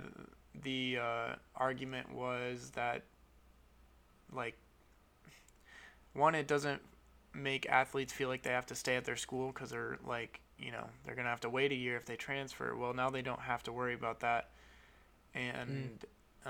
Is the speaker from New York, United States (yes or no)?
yes; Buffalo, New York, United States; I'm from Buffalo